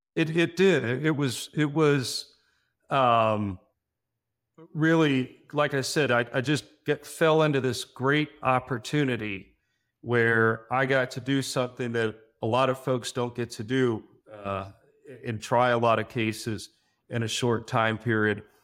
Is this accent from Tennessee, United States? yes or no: no; Miami, Florida, United States; I was actually born and raised in Miami. I'm a native Floridian